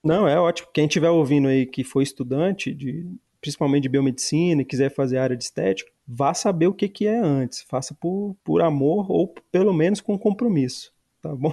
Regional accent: Ceilândia, Federal District, Brazil; eu sou cidadão ceilandense

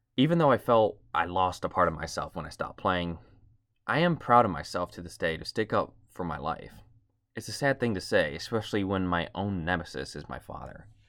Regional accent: outside Toledo, Ohio, United States; I grew up in a medium-sized city outside, outside of Toledo, Ohio

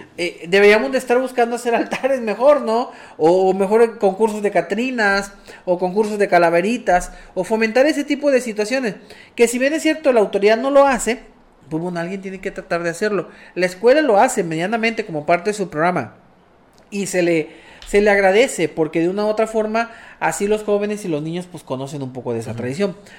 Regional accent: Mexico; nosotros como mexicanos

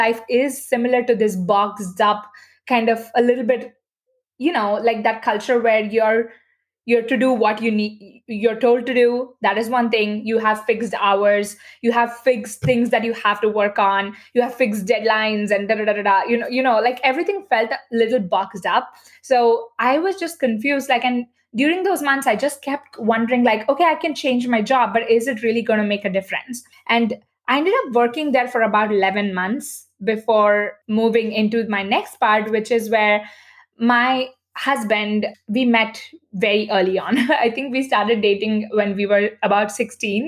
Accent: Bangalore, Karnataka, India; moved away as an adult; now in United States; I decided to take up a corporate job in my hometown, Bangalore

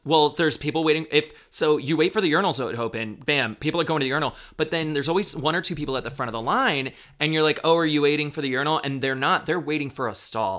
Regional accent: Daytona Beach, Florida, United States; now in Chicago, United States; I grew up in Daytona

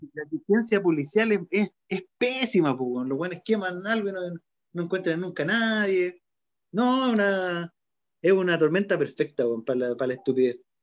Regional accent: Chile

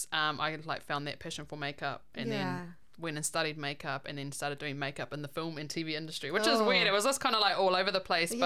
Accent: New Plymouth, Taranaki, New Zealand; born there; Okay, so I was born in New Plymouth.

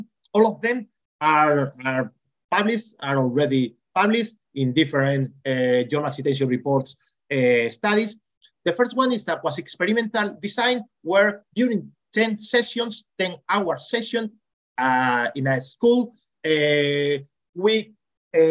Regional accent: Extremadura, Spain; I came from Extremadura.

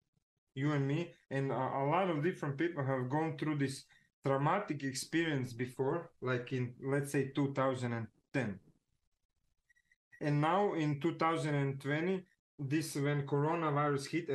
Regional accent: Zagreb, City of Zagreb, Croatia; I'm from Zagreb, right? It's like Croatia

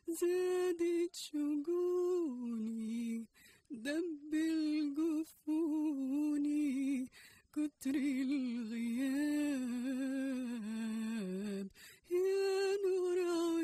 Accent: Casablanca, Casablanca-Settat, Morocco; moved away; I was born and raised in Morocco, Casablanca

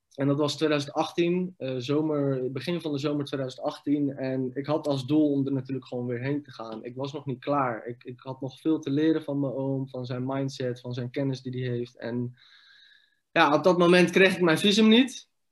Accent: Rotterdam, South Holland, Netherlands; also born or lived in Iraq / village near Noordwijk aan Zee / Leiden; hebben we een huisje gekregen in Rotterdam. Daar hebben we zes jaar gewoond. Toen zijn we verhuisd naar een klein dorpje in de buurt van Noordwijk aan Zee, Leiden. En ik was 10, 11 jaar toen we daarheen

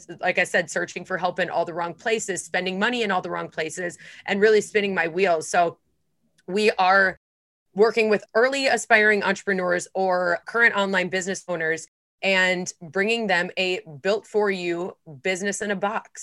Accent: Midwest, United States; I'm from the Midwest

